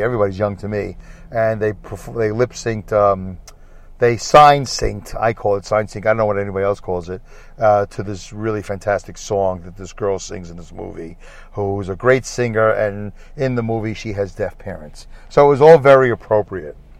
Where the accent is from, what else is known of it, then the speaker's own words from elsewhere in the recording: New York City, New York, United States; ever since I was a little boy growing up in Brooklyn.